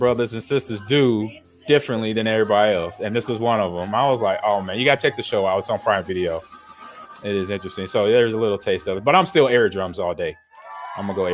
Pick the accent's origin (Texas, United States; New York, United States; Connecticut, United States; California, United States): California, United States; growing up in California